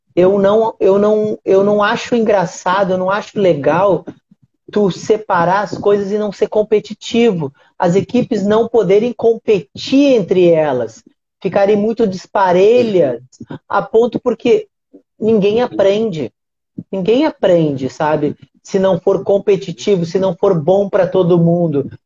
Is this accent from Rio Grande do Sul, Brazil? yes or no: yes; Uruguaiana, Rio Grande do Sul, Brazil; moved away; Uruguaiana, minha cidade, da onde eu nasci, da onde eu vim, da onde é a minha essência, da onde eu aprendi